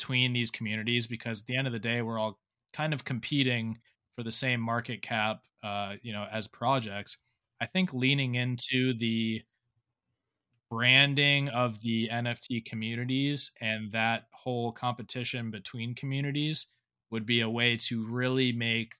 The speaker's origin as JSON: {"language": "English", "region": "South Florida", "country": "United States", "also_born_or_lived": "Fort Lauderdale", "moved": "yes", "lives_now": "Charleston, United States", "said": "I'm in Charleston right now, but I'm originally from South Florida"}